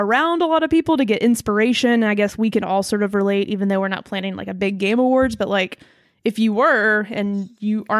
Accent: Birmingham, Alabama, United States; I'm from Birmingham, Alabama

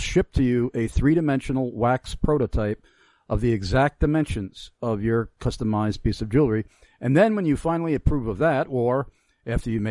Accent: Long Island, New York, United States; growing up on Long Island

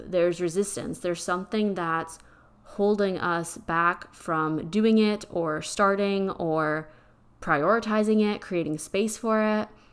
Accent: Pennsylvania, United States; now in Texas, United States; I'm from Pennsylvania, and I'm used to those type of roads, and being here in Texas

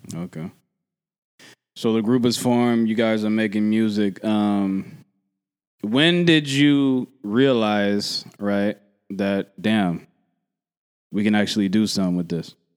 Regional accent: Philadelphia, Pennsylvania, United States; also born or lived in Oakland; I'm from Philly

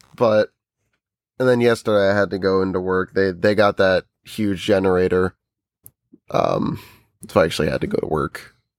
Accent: New Jersey, United States; we're from New Jersey

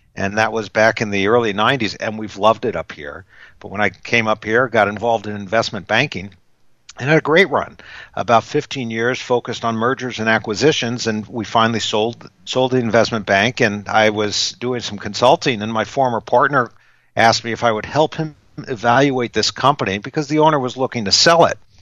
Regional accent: California, United States; I was actually born and raised in California

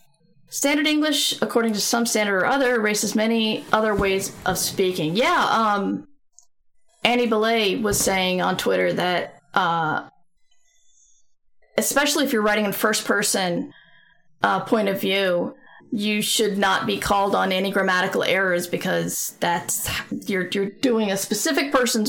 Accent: the South, United States; accent: Southern; all I know is I've tried to suppress my Southern accent for so long, it's hard for me to actually do a Southern accent.

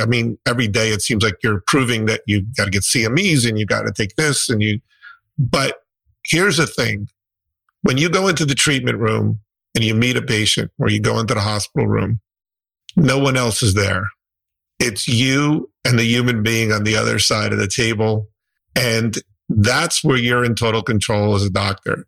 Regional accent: New Jersey, United States; I'm from New Jersey.

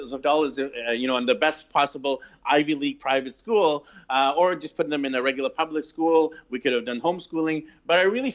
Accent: Vancouver, British Columbia, Canada; moved away as an adult; I'm actually from Vancouver, BC, Canada, originally

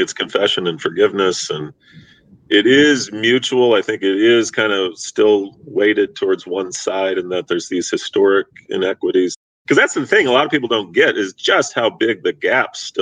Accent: Missouri, United States; moved away as an adult; now in Los Angeles, United States; I'm from the Midwest. I'm from a border state, Missouri.

